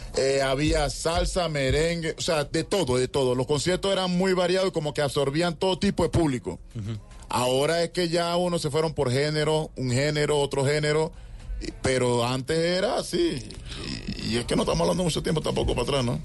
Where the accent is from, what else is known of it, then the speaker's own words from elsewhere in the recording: Panama; moved away as an adult; also born or lived in Bogotá, Colombia; Somos panameños